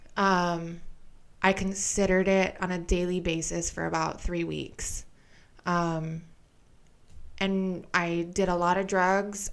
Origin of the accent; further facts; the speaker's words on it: Hawaii, United States; I was born and raised in Hawaii